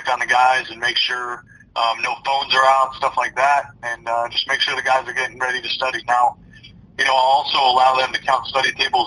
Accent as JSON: {"language": "English", "region": "New York", "country": "United States", "moved": "yes", "lives_now": "South Carolina, United States", "said": "I'm from New York originally"}